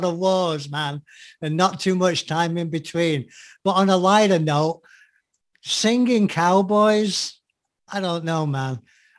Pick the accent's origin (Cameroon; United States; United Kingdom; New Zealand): United States; I'm American